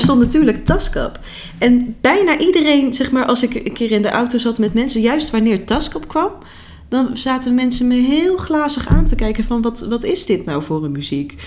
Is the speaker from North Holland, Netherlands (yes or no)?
no; North Brabant, Netherlands; toen ik opgroeide in Brabant